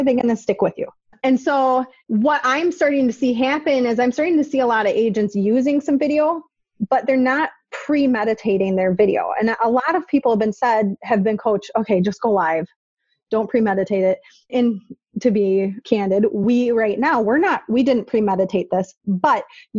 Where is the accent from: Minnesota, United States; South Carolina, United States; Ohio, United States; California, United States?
Minnesota, United States; I'm from Minnesota. The accent is real. It's authentic.